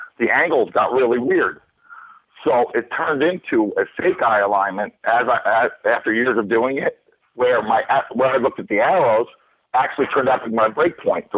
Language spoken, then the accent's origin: English; New York, United States; moved away as an adult; also born or lived in California; I come from New York